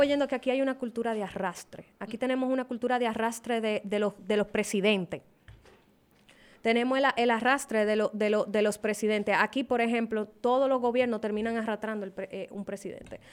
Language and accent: Spanish; Dominican Republic; yo soy dominicana y a mí yo amo mi país